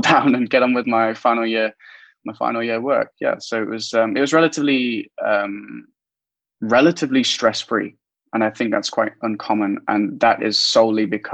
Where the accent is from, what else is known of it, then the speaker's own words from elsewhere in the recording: Derby, East Midlands, United Kingdom; I'm a Midlands boy. I grew up in the East Midlands in Derby, not far from Nottingham. A small town called Spondon